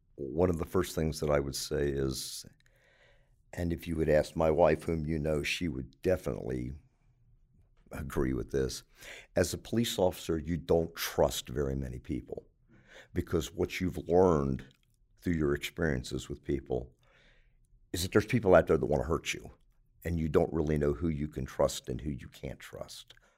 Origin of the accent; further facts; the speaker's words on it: Baltimore, Maryland, United States; moved away as an adult; now in Anderson, United States; I was born in Baltimore, Maryland